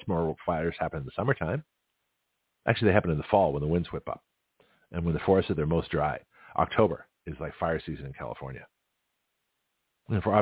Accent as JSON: {"language": "English", "town": "Toronto", "region": "Ontario", "country": "Canada", "tie": "born or raised there", "moved": "yes", "lives_now": "Milton, United States", "said": "Toronto, my hometown"}